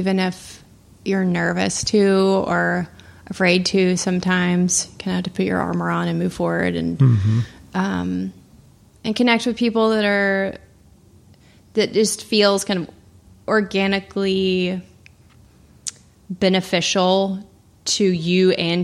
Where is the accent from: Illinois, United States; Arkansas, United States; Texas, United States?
Arkansas, United States; Little Rock; moved away as an adult; I born and raised in Little Rock, Arkansas